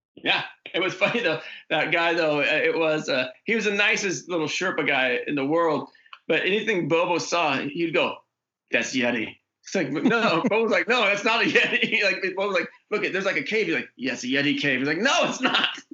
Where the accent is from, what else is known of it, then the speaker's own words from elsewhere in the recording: Oregon, United States; moved away; the Oregon episode, which shot in my hometown